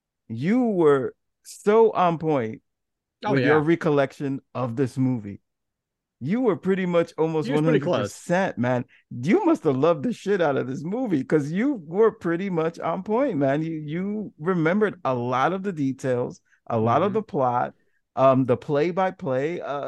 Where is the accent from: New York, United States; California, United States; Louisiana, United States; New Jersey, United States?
New York, United States; New York City; As a New Yorker